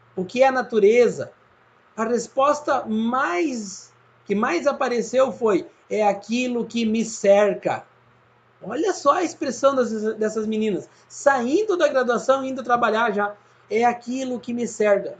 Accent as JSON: {"language": "Portuguese", "region": "Rio Grande do Sul", "country": "Brazil", "moved": "yes", "lives_now": "Santa Catarina, Brazil", "said": "Eu sou gaúcho, eu moro em Santa Catarina"}